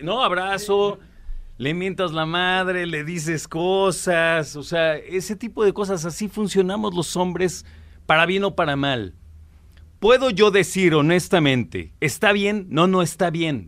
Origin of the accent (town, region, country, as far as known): Mexico